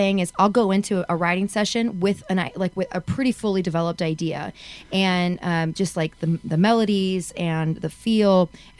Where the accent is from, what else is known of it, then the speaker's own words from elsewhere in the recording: Texas, United States; I'm from Texas